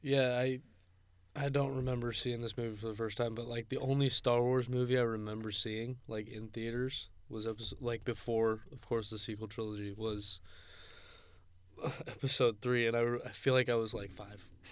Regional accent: Gilroy, California, United States; Gilroy, California. So right outside of San Jose

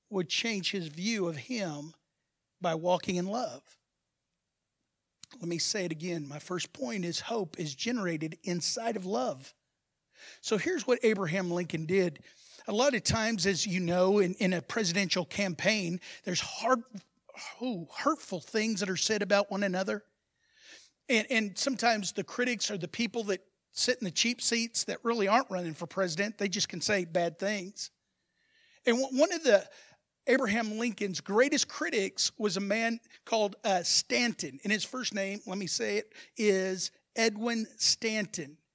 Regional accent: Brazil; now in Texas, United States; Even people that moved to Texas, like me, I'm, I'm a Texan said the man from Brazil.

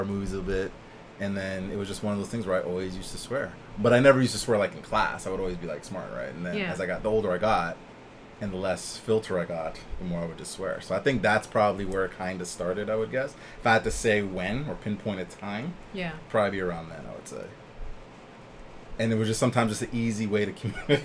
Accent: Canada; also born or lived in Nashville; I was from Canada.

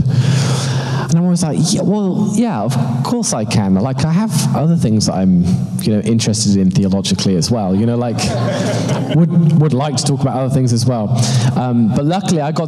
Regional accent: London, United Kingdom; moved away as an adult; now in Toronto, Canada; As you can tell from my accent, I'm not actually from Toronto. I am, in fact, from London, UK

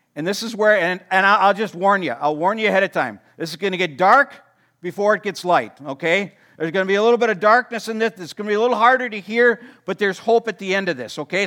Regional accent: Watertown, Wisconsin, United States; I grew up in Watertown

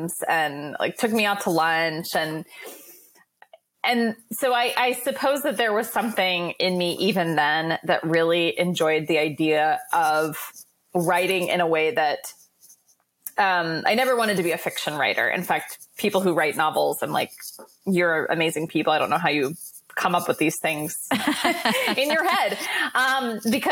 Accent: Midwest, United States; now in New York City, United States; I am a Midwesterner living in New York City

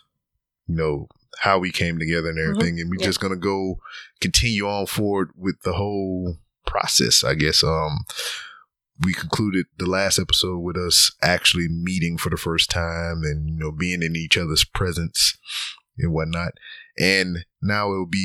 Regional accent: Lake Charles, Louisiana, United States; moved away as an adult; also born or lived in South Carolina / Georgia; born and raised in Lake Charles, Louisiana, all the way up until I was 18 and decided to join the military

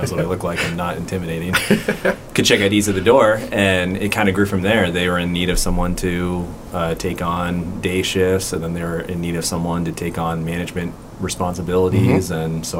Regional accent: McMinnville, Oregon, United States; Yeah, so I grew up in McMinnville, about an hour south of here.

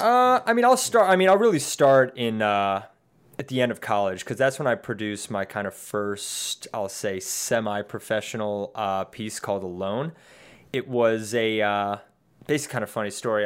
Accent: Bethesda, Maryland, United States; now in Washington, D.C., United States; I was born here in Washington, D C and raised in Bethesda, Maryland

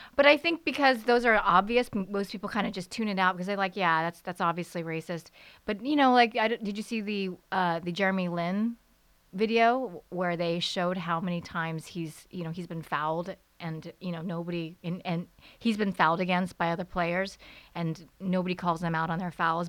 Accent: United States; growing up in America as a kid

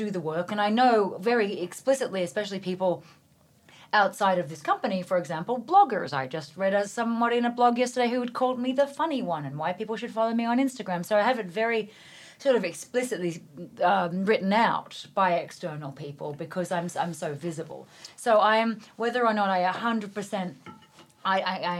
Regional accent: Australia; moved away as an adult; now in New York City, United States; I am a farm girl. I grew up in Australia. My dad was a dairy farmer

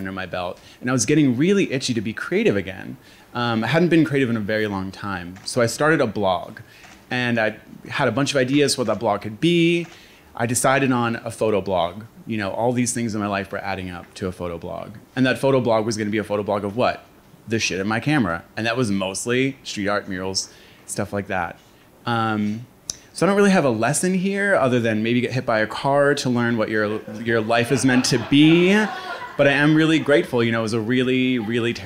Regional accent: Philadelphia, Pennsylvania, United States; I was born and raised in Fishtown

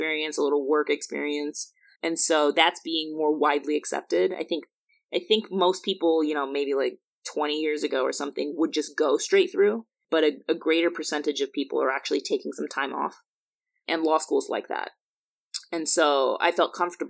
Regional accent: Chandler, Arizona, United States; moved away as an adult; also born or lived in New Jersey / Massachusetts; high school in Chandler, Arizona to Princeton

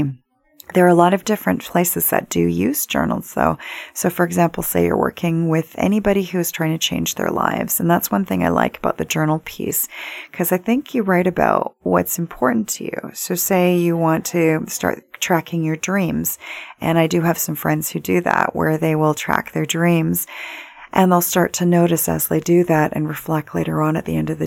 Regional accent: Vancouver, British Columbia, Canada; Growing up in Vancouver, my dad used to be senior assistant managing editor of Vancouver Sun

